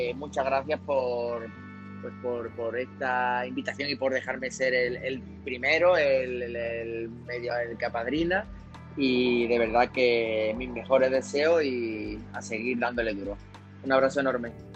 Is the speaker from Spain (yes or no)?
yes; Seville, Andalusia, Spain; moved away as an adult; now in Mexico; yo soy un sevillano eh, que vive en México hace ya nueve años